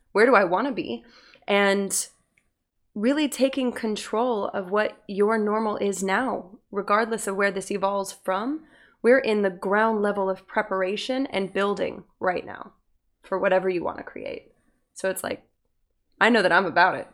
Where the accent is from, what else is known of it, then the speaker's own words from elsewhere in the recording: Utah, United States; I grew up in Utah